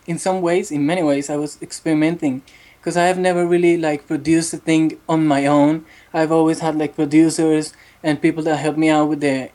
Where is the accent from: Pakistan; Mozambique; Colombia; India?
Colombia; Bucaramanga, Santander; English is a second language; I was born in a city called Bucaramanga, in the east side of the country